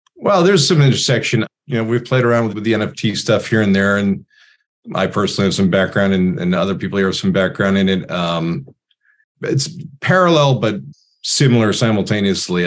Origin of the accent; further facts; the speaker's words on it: Boston, Massachusetts, United States; I grew up in Boston